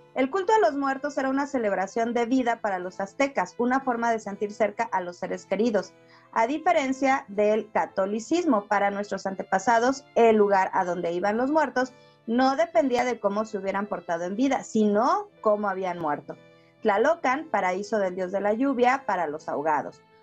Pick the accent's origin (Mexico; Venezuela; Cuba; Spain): Mexico; nos identifica como mexicanos